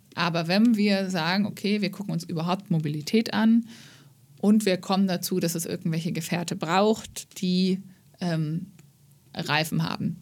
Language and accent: German; Germany; wir als ähm, ja, Deutsche